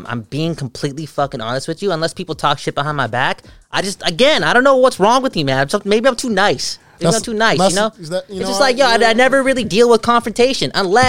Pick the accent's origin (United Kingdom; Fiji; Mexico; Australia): Fiji; I'm a Hindu. I'm a Findu. A Findu. You know what a Findu